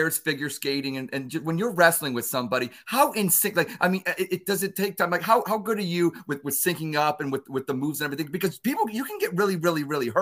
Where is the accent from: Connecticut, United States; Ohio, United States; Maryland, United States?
Ohio, United States; Cleveland; now in Columbus, United States; I'm originally from Cleveland, but I live in Columbus